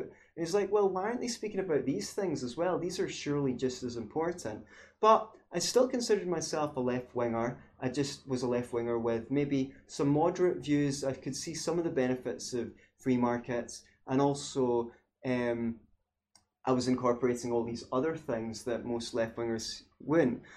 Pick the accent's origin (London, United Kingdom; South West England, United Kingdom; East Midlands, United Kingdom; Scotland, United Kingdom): Scotland, United Kingdom; growing up in Scotland